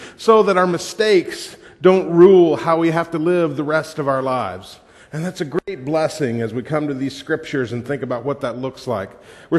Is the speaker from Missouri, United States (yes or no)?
no; Georgia, United States; people here are still wondering when I'm going to start talking with a southern drawl, right? Because I'm from Georgia.